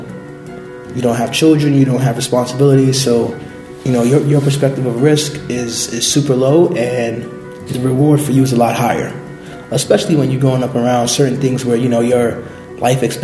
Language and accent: English; New York City, New York, United States; So I was born and raised in Brooklyn, in the Bushwick, East New York section of Brooklyn.